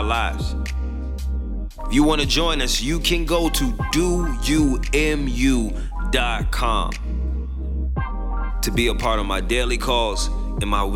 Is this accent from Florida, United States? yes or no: yes; Tampa, Florida, United States; my hometown, Tampa, Florida